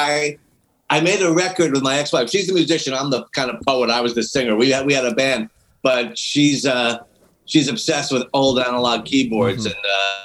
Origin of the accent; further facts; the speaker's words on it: New York City, New York, United States; moved away as an adult; now in Los Angeles, United States; I'm from New York City, Long Island, New York City. But I came here on my 21st birthday